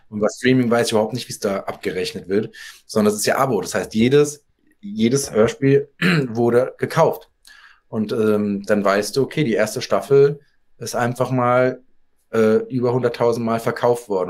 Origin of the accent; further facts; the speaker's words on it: Darmstadt, Hesse, Germany; ich bin so wie die Lilien aus Darmstadt, wo ich herkomme